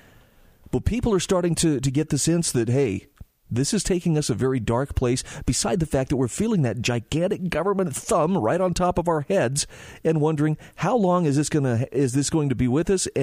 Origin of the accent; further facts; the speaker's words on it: Utah, United States; my home state of Utah